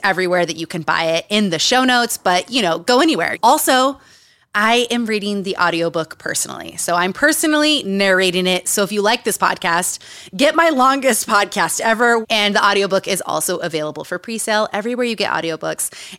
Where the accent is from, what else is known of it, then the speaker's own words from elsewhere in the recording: Utah, United States; moved away; I grew up in Utah for, like, six years